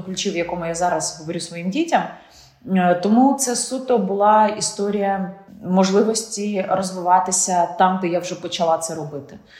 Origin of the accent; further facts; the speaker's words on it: Ukraine; Ти ж українка